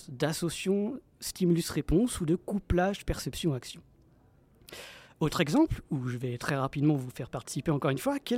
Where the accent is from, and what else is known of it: France